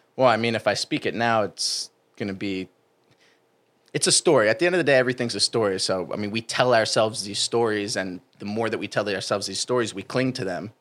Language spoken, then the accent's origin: English; New Jersey, United States; moved away; I'm from New Jersey